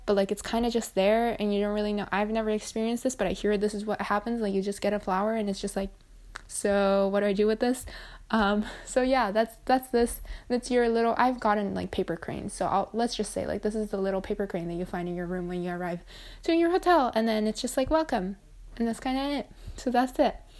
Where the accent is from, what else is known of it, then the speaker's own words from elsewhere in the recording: Japan; I'm from Japan as well